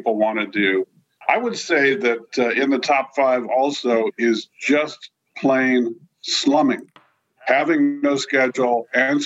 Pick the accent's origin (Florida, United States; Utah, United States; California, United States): California, United States; San Francisco Bay Area; I grew up in the San Francisco Bay Area